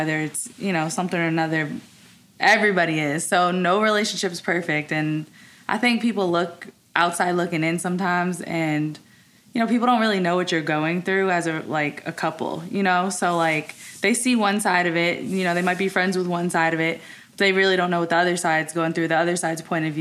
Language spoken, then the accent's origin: English; the North, United States; also born or lived in New York / North Carolina; now in Dallas, United States; a girl from up north